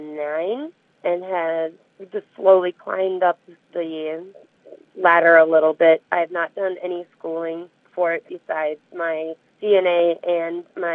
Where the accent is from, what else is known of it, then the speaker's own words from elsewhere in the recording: Kenyon, Minnesota, United States; I grew up just south of Kenyon, Minnesota. Went to school at Triton in Dodge Center.